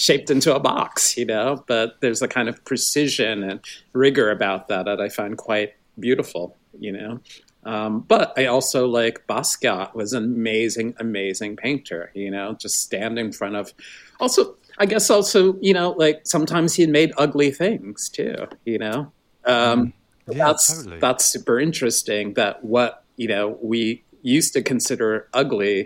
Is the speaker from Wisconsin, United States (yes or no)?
no; New York City, New York, United States; I grew up in the South Bronx